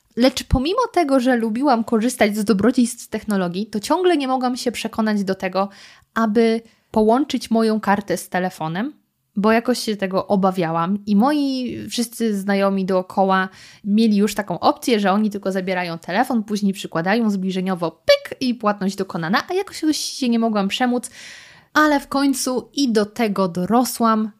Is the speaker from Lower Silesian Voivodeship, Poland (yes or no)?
yes; Lower Silesian Voivodeship, Poland; moved away; ja pochodzę z Dolnego Śląska. U nas jest wiele miejscowości zdrojowych, jak chociażby Świeradów Zdrój, do którego mamy tylko kilka kilometrów